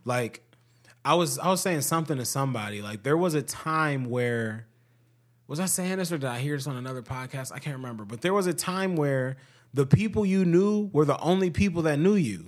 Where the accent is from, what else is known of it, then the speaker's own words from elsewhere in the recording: Ohio, United States; we're from Ohio